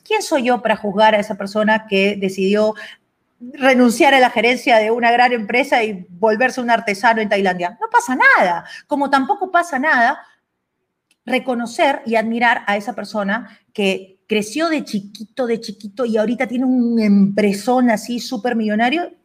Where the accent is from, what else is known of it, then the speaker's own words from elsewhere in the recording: Peru; yo soy una peruana